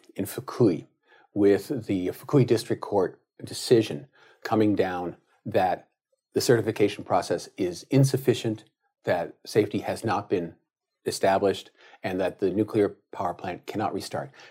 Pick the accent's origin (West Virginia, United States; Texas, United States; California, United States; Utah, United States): California, United States; as a Californian